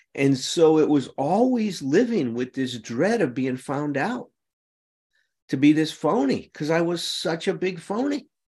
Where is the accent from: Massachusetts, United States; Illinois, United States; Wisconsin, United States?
Illinois, United States; Chicago; I grew up in Chicago